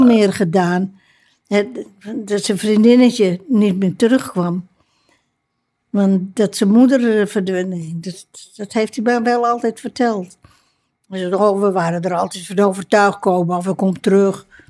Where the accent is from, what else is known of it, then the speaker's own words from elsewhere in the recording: Amsterdam, North Holland, Netherlands; ik ben als, pers als persoon, als Amsterdammer